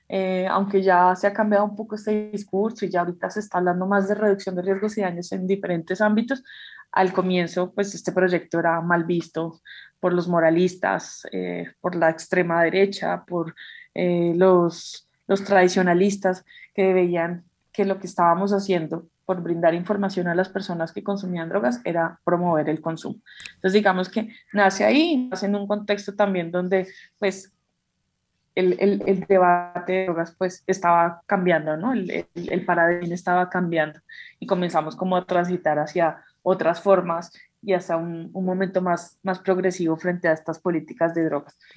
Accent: Bogotá, Colombia; Vivo, eh, actualmente estoy viviendo como a las afueras de Bogotá, pero soy, soy de Bogotá

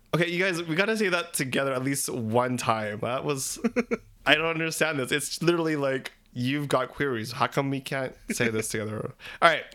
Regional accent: Philippines; We're three Filipino gay guys

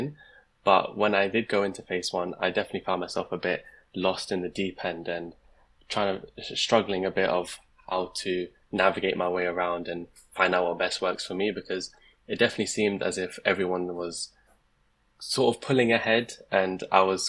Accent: London, United Kingdom; moved away as an adult; now in Leicester, United Kingdom; I'm originally from London, and I actually did get an offer from a London university, but I chose to move out

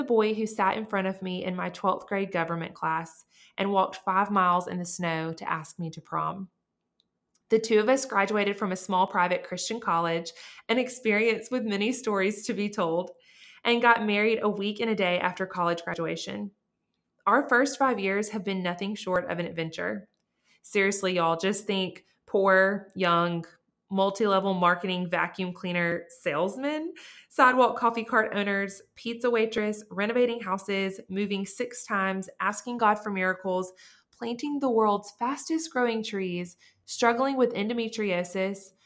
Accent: Montgomery, Alabama, United States; I was born and raised in Montgomery, Alabama.

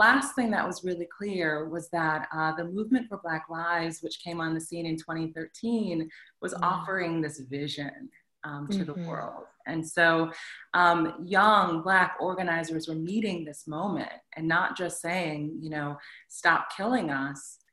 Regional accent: Plainwell, Michigan, United States; moved away as an adult; also born or lived in Southfield, Michigan / New York / South Africa; now in Detroit, United States; I am originally from Michigan, you know, born in Southfield, grew up on the west side of the state in Plainwell

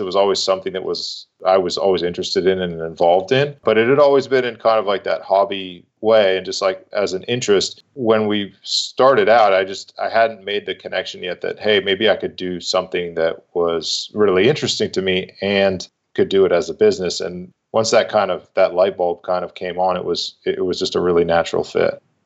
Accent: Massachusetts, United States; moved away as an adult; also born or lived in North Carolina; I'm originally from Massachusetts, grew up, born and raised there.

